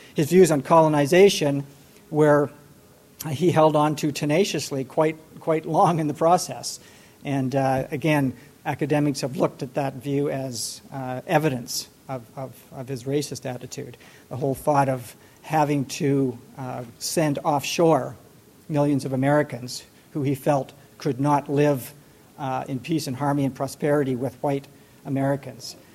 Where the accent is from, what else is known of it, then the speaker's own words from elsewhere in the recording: Canada; now in Washington, D.C., United States; I live on the grounds myself, though, as a Canadian